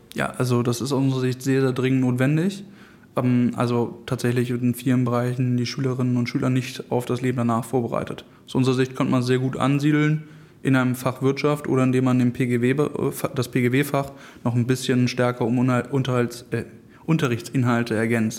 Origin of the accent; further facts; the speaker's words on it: Hamburg, Germany; Ich komme aus Harburg